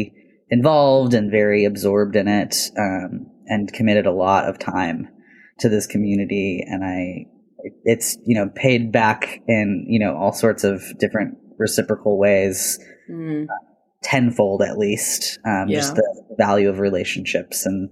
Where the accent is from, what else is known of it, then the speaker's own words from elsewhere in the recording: Portland, Oregon, United States; I was born and raised here in the Portland area